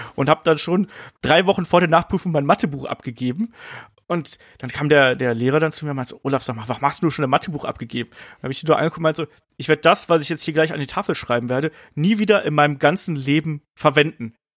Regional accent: a village about 50 km from Cologne, western Germany, Germany; ich bin ja im Westen Deutschlands irgendwie groß geworden, auf dem Dorf

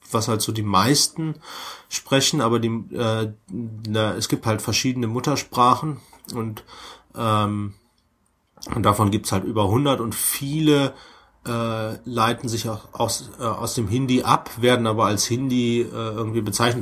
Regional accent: Germany; als Deutscher

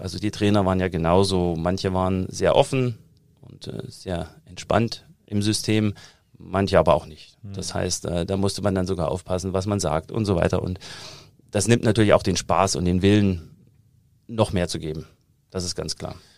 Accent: Thuringia, Germany; accent: Thuringian; moved away as an adult; also born or lived in United States; now in Munich, Germany; Also ich komme ja aus Thüringen, hört man immer immer noch raus und äh, ich habe auch irgendwann aufgegeben, daran zu arbeiten, den Akzent komplett wegzukriegen

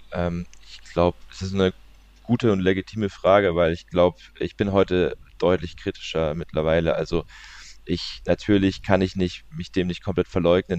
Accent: Leimen, Baden-Württemberg, Germany; also born or lived in Walldorf; ich komme aus der Region, ich bin in der Nähe von, ich bin in Leimen tatsächlich geboren

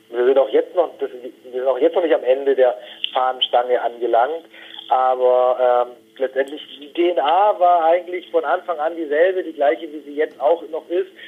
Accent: Baden-Württemberg, Germany; born or raised there

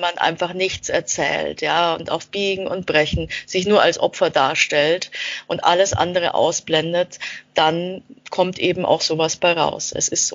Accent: Austria; now in Nuremberg, Germany; ich bin äh, in Österreich äh, aufgewachsen als äh, Kind eines ähm, österreichischen Vaters und einer deutschen Mutter

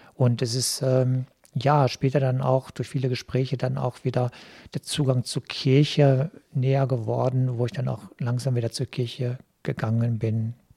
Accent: Selm, North Rhine-Westphalia, Germany; moved away as an adult; also born or lived in Neuss; now in Duisburg, Germany; die Gemeinde Kappenberg, wo ich groß geworden bin

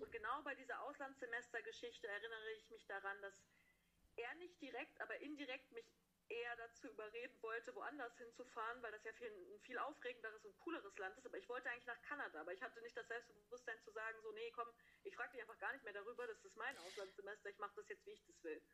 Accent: Hesse, Germany; moved away as an adult; now in Konstanz, Germany; in Hessen sagen wir Karneval, wo ich herkomme

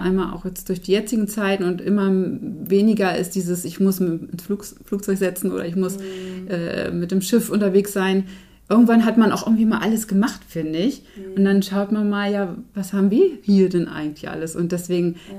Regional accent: Herzberg am Harz, Lower Saxony, Germany; Also ich bin Herzberg am Harz aufgewachsen

